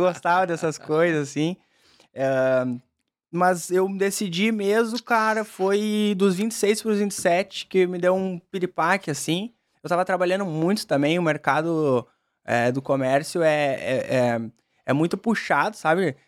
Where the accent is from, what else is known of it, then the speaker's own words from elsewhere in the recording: Caxias do Sul, Rio Grande do Sul, Brazil; also born or lived in Porto Alegre; Sou natural de Caxias do Sul